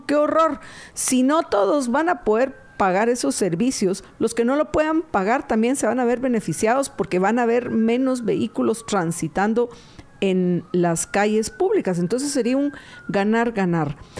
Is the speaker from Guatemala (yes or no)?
yes; Guatemala; como guatemaltecos